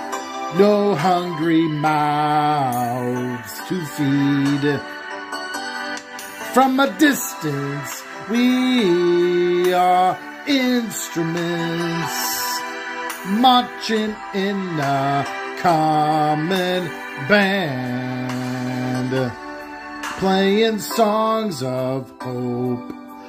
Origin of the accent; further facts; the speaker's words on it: Little Rhody, Rhode Island, United States; also born or lived in Salem, Massachusetts; I'm from Little Rhodey.